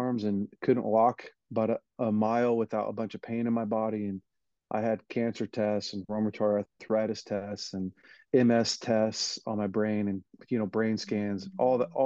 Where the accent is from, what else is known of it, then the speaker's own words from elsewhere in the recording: Weaverville, California, United States; I was raised in Weaverville, California, just a really small town in the mountains